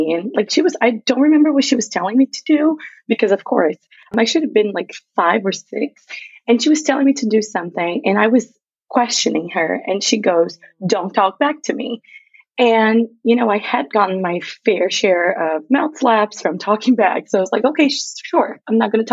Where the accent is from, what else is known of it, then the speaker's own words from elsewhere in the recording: a very small town in the south of Brazil, South Region, Brazil; English is a second language; moved away; I grew up in Brazil, if you can hear an accent and or if I forget any words, that's where it's coming from. I grew up in Brazil. And so I'm from a very, very small town on the south of Brazil